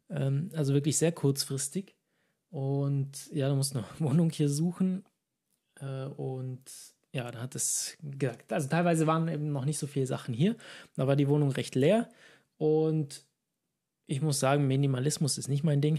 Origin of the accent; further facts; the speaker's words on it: Ulm, Baden-Württemberg, Germany; moved away as an adult; von meiner ursprünglichen Stadt, ursprünglich aus Ulm. Mhm. Und da sehr lange gewohnt